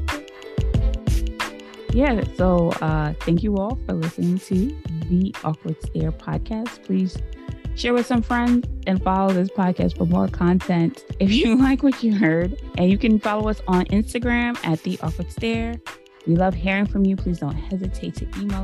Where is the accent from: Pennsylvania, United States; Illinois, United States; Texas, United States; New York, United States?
New York, United States; growing up in New York